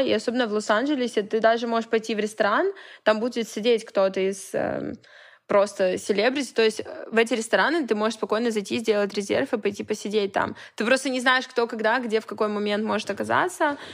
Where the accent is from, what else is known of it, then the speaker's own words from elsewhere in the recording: Vladivostok, Primorsky Krai, Russia; also born or lived in Saint Petersburg; now in Los Angeles, United States; Я не из Петербурга, я из Владивостока